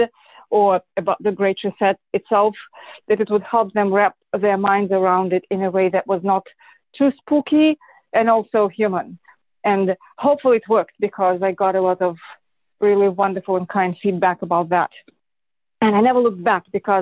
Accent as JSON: {"language": "English", "region": "Moscow", "country": "Russia", "tie": "born or raised there", "moved": "yes", "said": "I am Russian. I was born and raised in Moscow"}